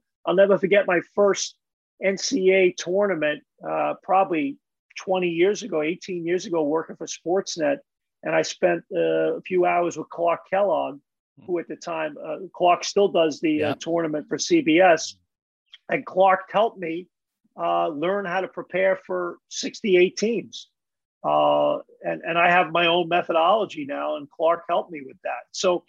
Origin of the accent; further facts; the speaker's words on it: Ireland; I know a lot of Michael Keenans. I'm Irish. So there's a lot of Michael Keenans I know.